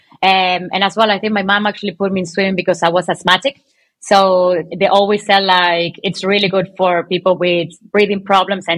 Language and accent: English; Venezuela; now in Ireland; I was born in Venezuela